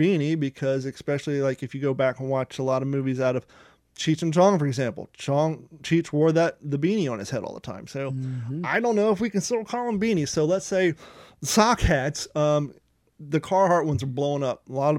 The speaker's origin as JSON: {"language": "English", "region": "Ohio", "country": "United States", "tie": "born or raised there", "also_born_or_lived": "California", "moved": "as an adult", "said": "we grew up in Ohio."}